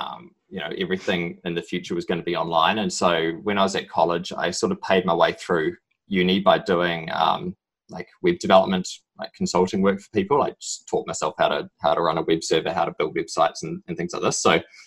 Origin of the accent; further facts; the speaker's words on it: New Zealand; moved away as an adult; also born or lived in Sydney, Australia; now in United States; you can tell probably from my strong accent, I'm originally from New Zealand.